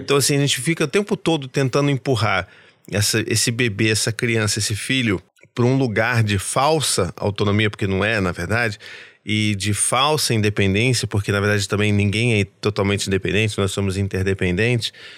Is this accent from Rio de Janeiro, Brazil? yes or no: yes; Rio de Janeiro, Brazil; eu como carioca